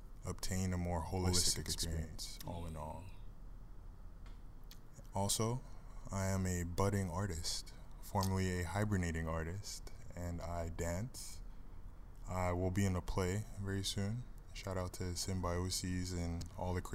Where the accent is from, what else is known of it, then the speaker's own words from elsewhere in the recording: Chicago, Illinois, United States; also born or lived in central New Jersey / Houston, Texas / Austin, Texas; now in Oahu, United States; I'm first generation Nigerian American, born and raised in Chicago, Illinois